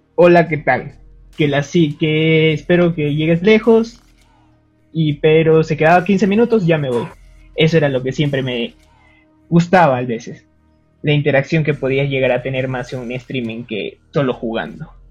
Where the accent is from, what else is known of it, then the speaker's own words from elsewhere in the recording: Peru; Yo soy peruano